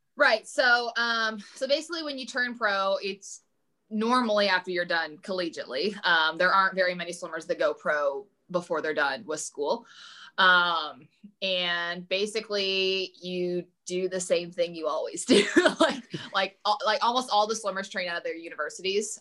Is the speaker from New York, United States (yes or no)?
no; Evansville, Indiana, United States; commuting to evansville my hometown